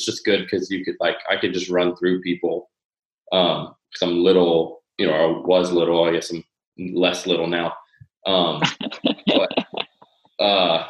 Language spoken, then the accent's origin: English; Lakeland, Florida, United States; I'm from Lakeland, Florida, which is a small town in Central Florida.